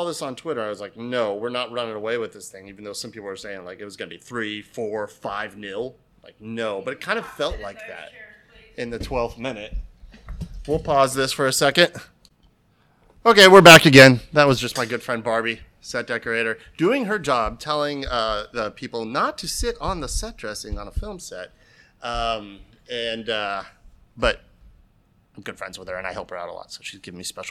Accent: Ohio, United States; moved away; also born or lived in North Carolina; I left Ohio too

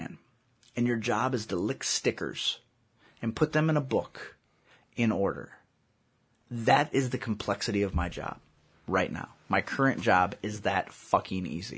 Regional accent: United States; I'm American

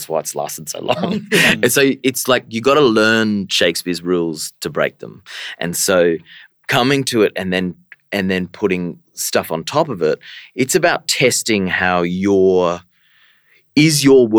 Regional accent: Far North Queensland, Australia; growing up in Far North Queensland

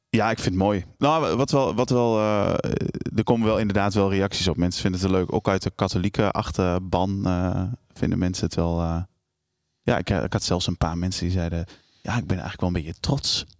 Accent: Almelo, Overijssel, Netherlands; Ik kom uit Almelo. Eh, ik ben geboren in, eh, in, in, eh, in zo'n flatje

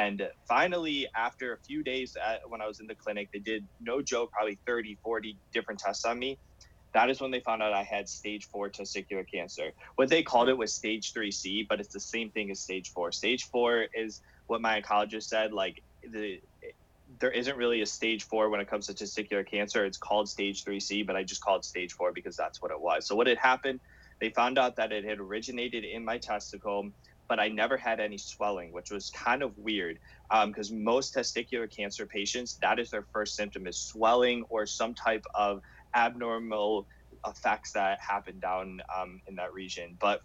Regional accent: Cleveland, Ohio, United States; I'm from Cleveland, Ohio, and I was at a local hospital at the time.

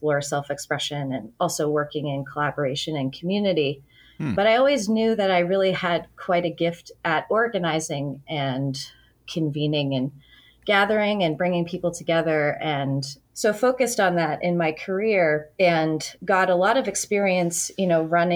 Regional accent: Waltham, Massachusetts, United States; moved away as an adult; also born or lived in New York / Boston; now in Biddeford, United States; I'm from Waltham, Massachusetts, which is also a former mill town

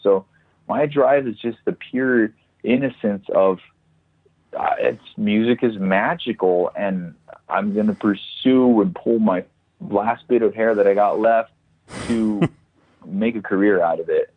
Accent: El Paso, Texas, United States; El Paso, my hometown

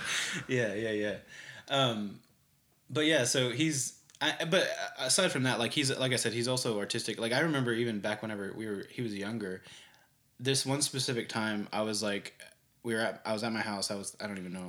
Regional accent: Bartlesville, Oklahoma, United States; born or raised there; also born or lived in Tulsa, Oklahoma / Pittsburgh, Kansas / Clearwater, Florida; now in Oklahoma City, United States

